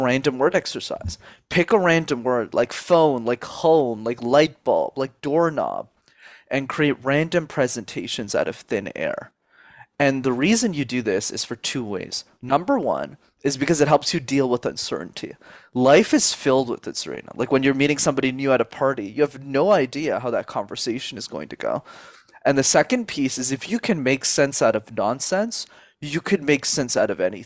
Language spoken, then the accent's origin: English; Montreal, Quebec, Canada; first language English; I'm born and raised in Montreal in Canada